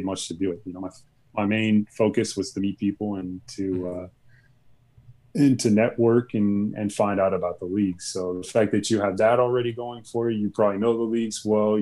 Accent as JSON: {"language": "English", "country": "United States"}